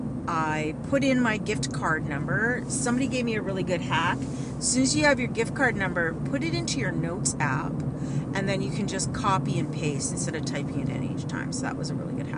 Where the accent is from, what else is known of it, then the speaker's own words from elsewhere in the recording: Canada; I'm Canadian